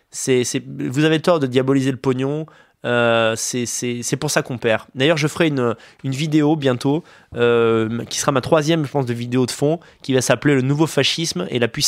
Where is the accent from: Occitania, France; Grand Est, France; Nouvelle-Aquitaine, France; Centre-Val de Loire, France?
Centre-Val de Loire, France; Montargis; je suis de Montargis.